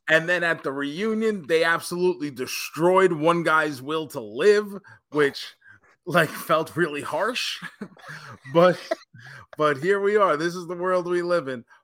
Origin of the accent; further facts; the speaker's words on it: Tampa, Florida, United States; my hometown of Tampa, Florida